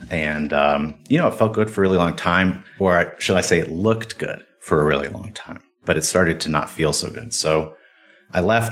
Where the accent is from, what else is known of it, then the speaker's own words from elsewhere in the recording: Cleveland, Ohio, United States; I grew up in Cleveland, Ohio